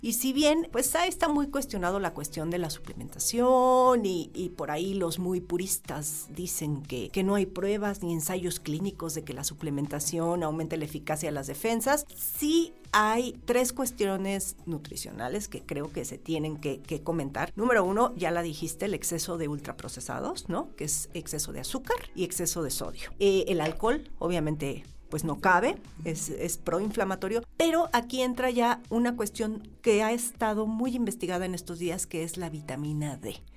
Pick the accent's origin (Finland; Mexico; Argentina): Mexico